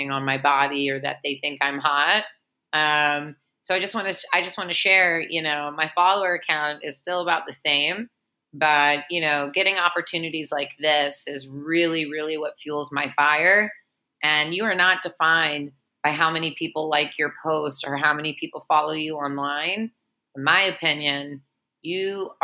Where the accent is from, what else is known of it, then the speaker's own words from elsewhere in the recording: Memphis, Tennessee, United States; I'm a Jew from Memphis, Tennessee